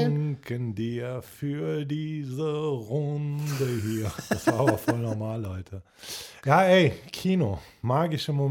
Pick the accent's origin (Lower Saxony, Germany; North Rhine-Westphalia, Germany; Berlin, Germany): North Rhine-Westphalia, Germany; Cologne; Aber wahrscheinlich einfach, weil ich ein, ich bin ein Kölner Junge